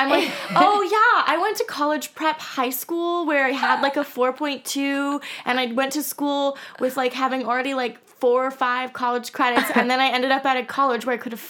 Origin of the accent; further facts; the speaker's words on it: Orange County, California, United States; moved away as an adult; also born or lived in Chicago / New Jersey; now in Los Angeles, United States; I'm from Orange County.